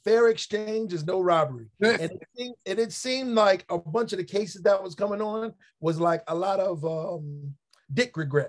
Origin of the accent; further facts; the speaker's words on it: New York City, New York, United States; as a New Yorker